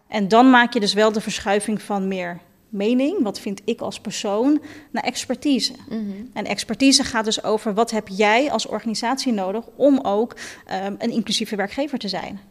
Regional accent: Netherlands; ik ben in Nederland geboren en getogen

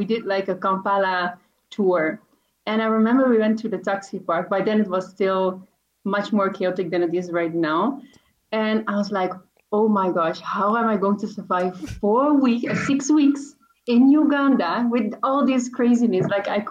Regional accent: Netherlands; accent: Dutch; English is a second language; And so by then, that was in 2017, and my accent was very Dutch.

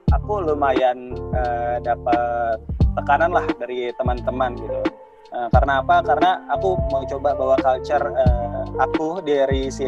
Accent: Java, Indonesia; Kalau aku dulu uh, lumayan struggle ya, uh, terutama aku nih dari Jawa, uh

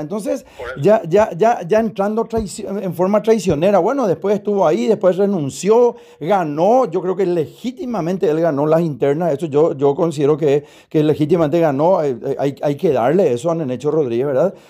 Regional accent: Paraguay; a nosotros como paraguayos

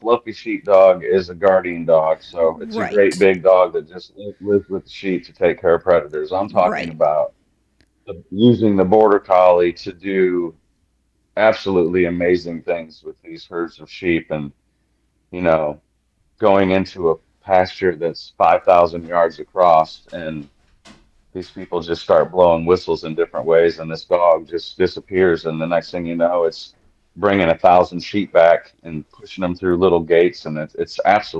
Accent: Parchment, Michigan, United States; moved away; Kalamazoo, Parchment, Michigan, to be exact.

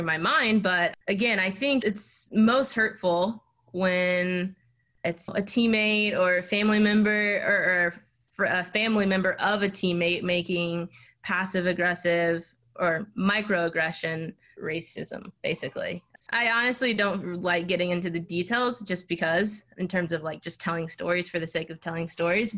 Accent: Dallas, Texas, United States; moved away as an adult; also born or lived in Chapel Hill, North Carolina / Seattle; now in Durham, United States; I grew up in Dallas, Texas.

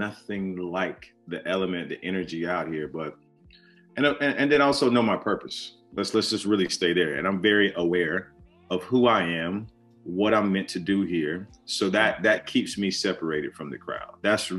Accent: the South, United States; growing up in the South, you know, being from African descendants, being from Christians and understanding the plight, the journey, my family always instilled into me like some sort of unwavering faith.

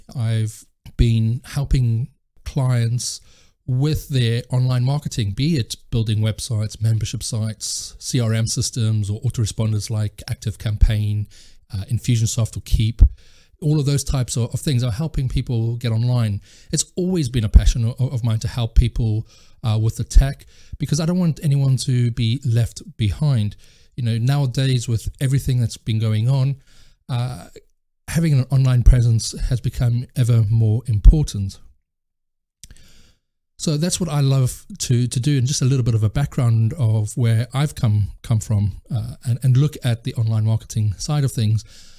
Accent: South Africa; also born or lived in France; now in United Kingdom; Well, I'm actually originally from South Africa, and I've now lived in South Africa, France, and the UK.

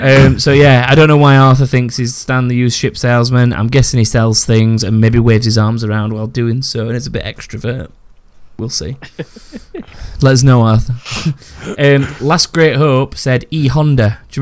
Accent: England, United Kingdom; I'm English, even though not as well spoken as Lara.

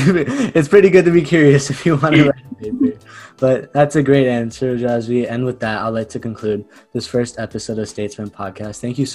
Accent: India; Being an Indian, I think mangoes, you're going to love them.

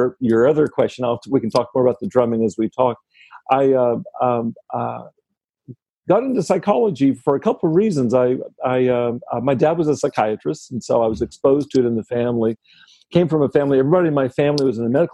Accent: Texas, United States; I grew up in Texas

